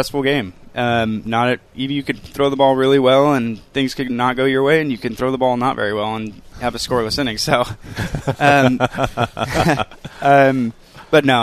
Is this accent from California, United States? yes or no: yes; California, United States; moved away as an adult; now in Seattle, United States; I grew up in California with that, you know, the kind of drier weather with the ocean breeze